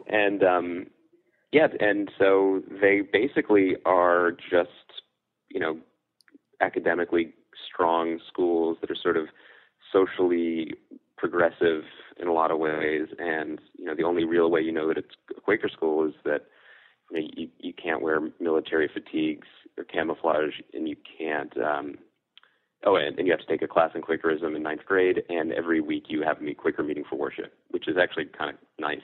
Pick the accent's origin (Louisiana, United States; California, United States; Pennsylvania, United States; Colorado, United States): Pennsylvania, United States; Philadelphia; also born or lived in Wilkes-Barre, Pennsylvania; I lived in the same house my whole life through high school. But actually, the the house was technically Philadelphia until I was uh, ten, and then they moved the post office to the suburbs.